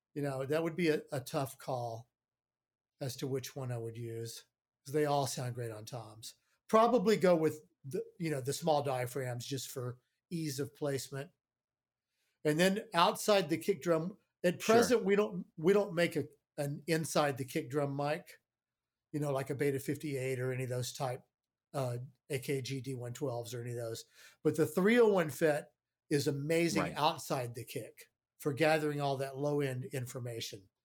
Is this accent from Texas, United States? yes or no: yes; Houston, Texas, United States; moved away; I'm from Houston